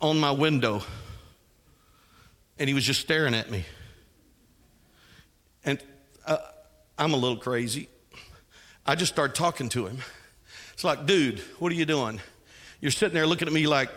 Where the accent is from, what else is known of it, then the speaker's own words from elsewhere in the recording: Texas, United States; I was raised in Texas